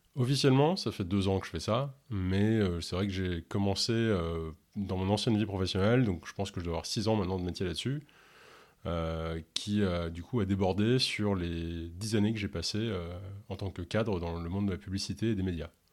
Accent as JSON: {"language": "French", "region": "Ontario", "country": "Canada", "first_language": "English", "second_language": "French", "said": "je suis originaire de l'Ontario, où on parle majoritairement anglais, et du coup, bah, je suis euh, complètement bilingue, hein, et même l'anglais est ma première langue"}